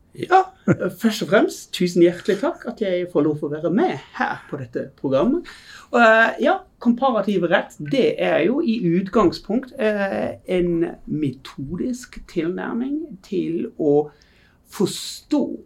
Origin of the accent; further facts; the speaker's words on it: Germany; Norwegian is a second language; moved away as an adult; now in Bergen, Norway; Ja, jeg er tysk.